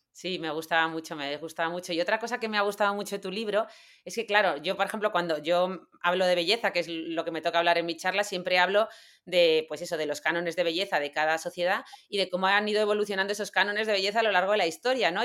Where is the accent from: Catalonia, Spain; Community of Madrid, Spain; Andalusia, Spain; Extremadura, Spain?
Andalusia, Spain; Granada; somos de Granada